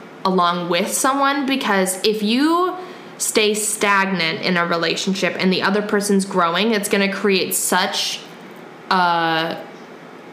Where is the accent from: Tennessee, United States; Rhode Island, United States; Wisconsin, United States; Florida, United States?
Wisconsin, United States; we're from Wisconsin